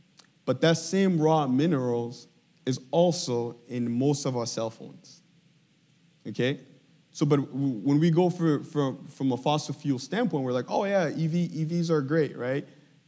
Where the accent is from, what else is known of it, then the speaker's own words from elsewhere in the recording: DR Congo; I was born and raised in Congo, okay?